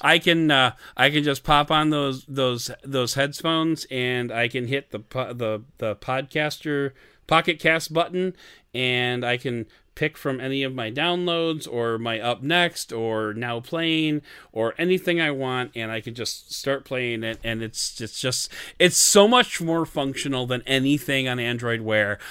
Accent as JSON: {"language": "English", "country": "Canada", "said": "I'm Canadian, I do Canadian threes"}